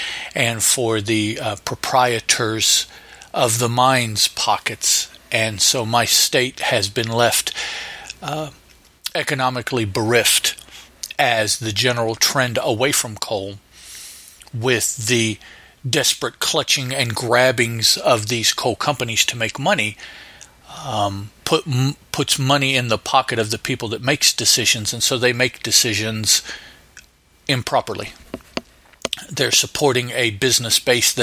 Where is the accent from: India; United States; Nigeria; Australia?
United States; southern West Virginia; being here in southern West Virginia